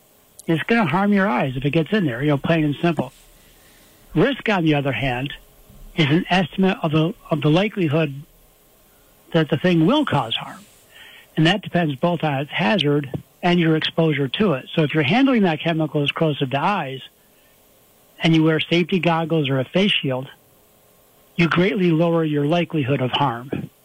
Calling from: Homer, New York, United States; I'm at home right now in town of Homer, right near Cortland.

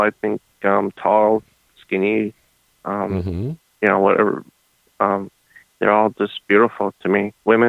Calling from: Cleveland, Ohio, United States; from Cleveland, Ohio.

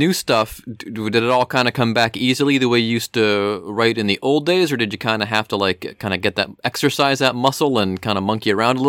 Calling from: Cincinnati, Ohio, United States; I am actually from calling you from Cincinnati, Ohio.

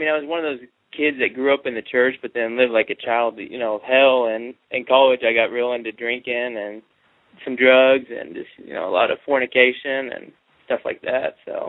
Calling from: Texas, United States; I'm calling from Texas.

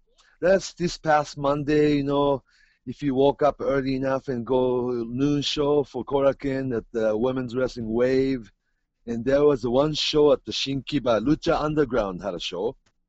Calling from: Tokyo, Japan; You're talking from Seattle, and I'm really talking from Tokyo

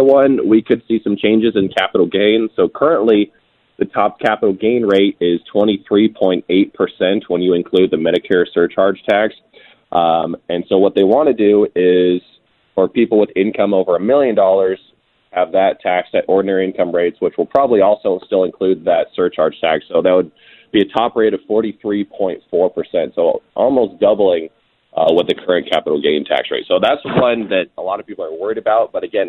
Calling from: Scottsdale, Arizona, United States; I'm calling in from Scottsdale, Arizona. I'm at a bachelor party right now.

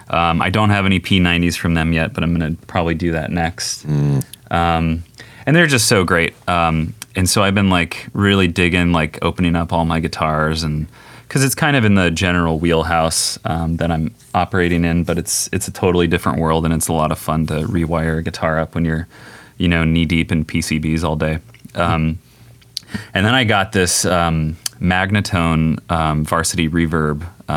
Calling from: Redwood City, California, United States; Redwood City, California.

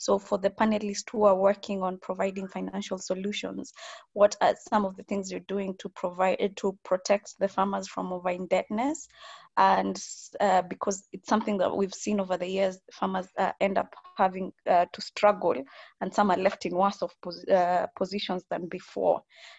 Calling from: Nairobi, Kenya; I'm calling from Nairobi, Kenya.

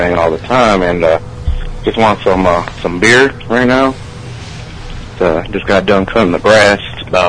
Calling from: Illinois, United States; I'm calling for the Beer of Friends. And I'm from Illinois.

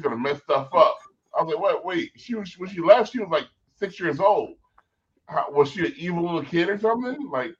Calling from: North Hollywood, California, United States; I'm calling from NoHo.

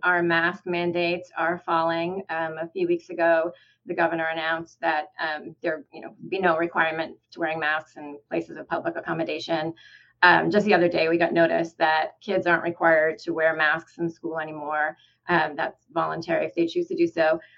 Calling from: Ithaca, New York, United States; also born or lived in Houston

